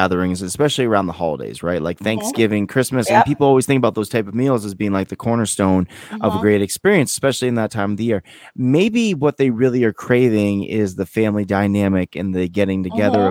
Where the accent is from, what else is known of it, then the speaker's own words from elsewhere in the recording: Poughkeepsie, New York, United States; also born or lived in Kingston, New York; I was born in Kingston, New York, Poughkeepsie